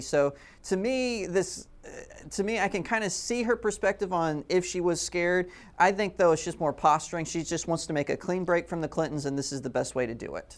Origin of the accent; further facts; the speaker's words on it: Texas, United States; as a Texan